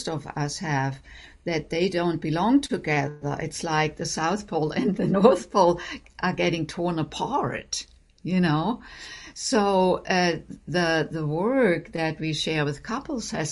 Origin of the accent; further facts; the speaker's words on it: Germany; moved away as an adult; also born or lived in Boston; now in United States; I grew up in Germany